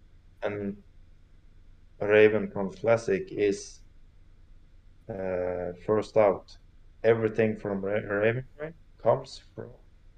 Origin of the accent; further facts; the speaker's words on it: Oslo, Norway; English is a second language; is capital city of Norway. {S0} Awesome. {S1} So this is my hometown.